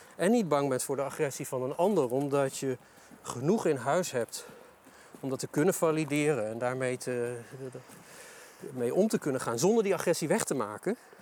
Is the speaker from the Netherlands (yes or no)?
yes; Delden, Overijssel, Netherlands; Ik, eh, ik kom uit Delden, geboren en getogen tukker